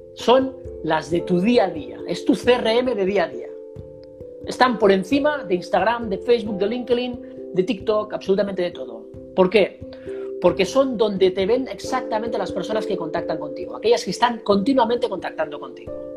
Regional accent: Girona, Catalonia, Spain; Girona, en mi tierra natal.

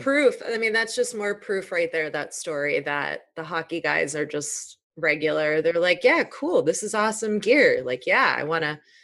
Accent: Chicago, Illinois, United States; I'm from Chicago

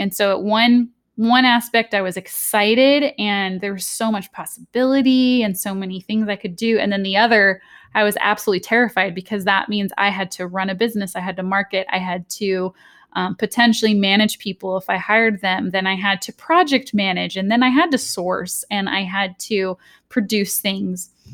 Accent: Southern California, United States; I'm from Southern California, the U S.

